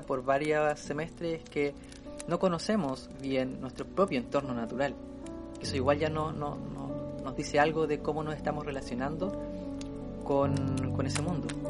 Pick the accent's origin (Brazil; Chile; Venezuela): Chile; nosotros somos de Chile